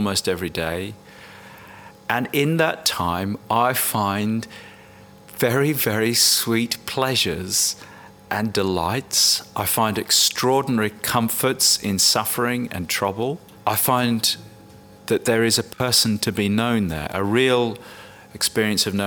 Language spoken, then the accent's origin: English; England, United Kingdom; I'm English